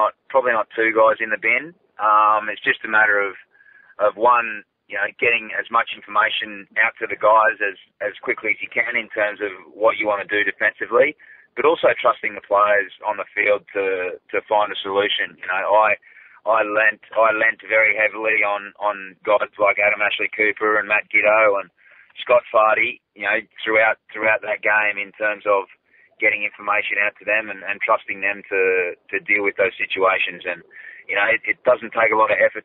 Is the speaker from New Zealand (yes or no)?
no; Australia; very proud just as an Australian